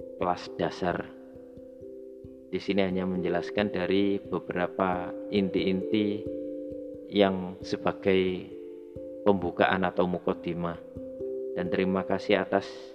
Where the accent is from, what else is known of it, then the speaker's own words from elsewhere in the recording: Java, Indonesia; saya terlahir sebagai orang Jawa di Indonesia